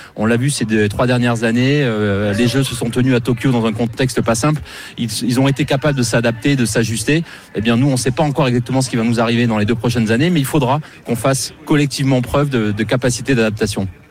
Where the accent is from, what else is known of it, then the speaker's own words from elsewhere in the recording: France; je suis français